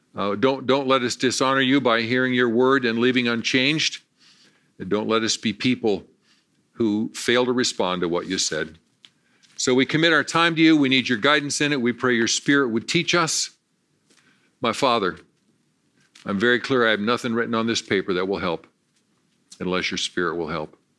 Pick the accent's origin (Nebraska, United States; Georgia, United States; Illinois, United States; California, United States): Nebraska, United States; Valentine; I was born in Valentine, Nebraska